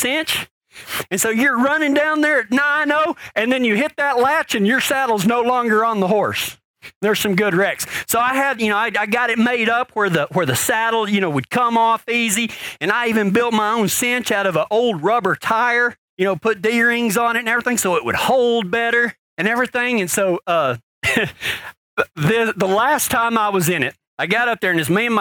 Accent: Pecos, Texas, United States; I was born in Pecos, Texas

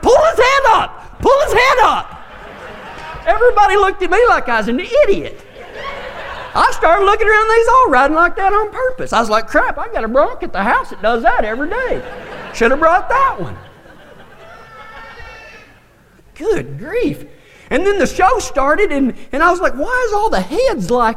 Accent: Big Lake, Texas, United States; also born or lived in Fort Stockton, Texas; I grew up in Big Lake, Texas, and then moved to Fort Stockton

